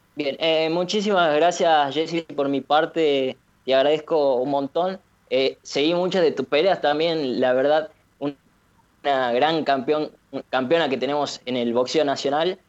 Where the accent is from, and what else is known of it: Argentina